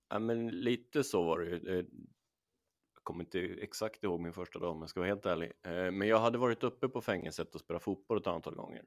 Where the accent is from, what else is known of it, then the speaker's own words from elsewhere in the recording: Åkersberga, Stockholm County, Sweden; där är jag uppvuxen